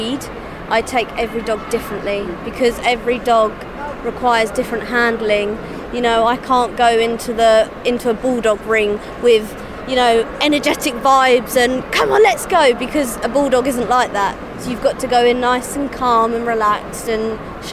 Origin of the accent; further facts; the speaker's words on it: Dorking, South East England, United Kingdom; I'm from Dorking in Surrey